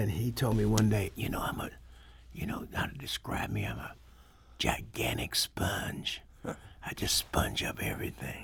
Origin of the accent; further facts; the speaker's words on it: St. Louis, Missouri, United States; he had grown up like I did in Saint Louis